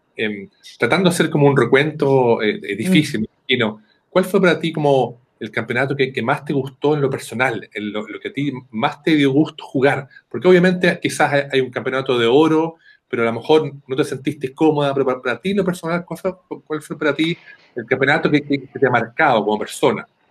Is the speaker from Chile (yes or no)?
yes; Chile; como chileno